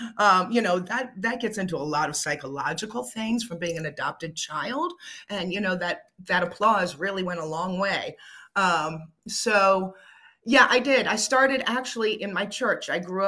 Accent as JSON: {"language": "English", "area": "Fairfax County", "region": "Northern Virginia", "country": "United States", "tie": "born or raised there", "also_born_or_lived": "Washington, D.C. / Maryland", "said": "with that family to Northern Virginia. So I grew up in Fairfax County over in the Lake Barcroft area."}